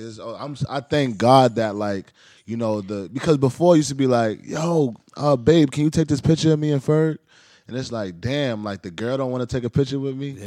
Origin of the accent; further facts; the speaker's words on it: New York City, New York, United States; I grew up in the Heights.